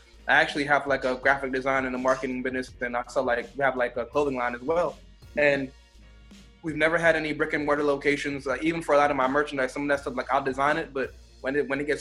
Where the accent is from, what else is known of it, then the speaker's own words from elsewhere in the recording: Jamaica; also born or lived in South Florida; I'm Jamaican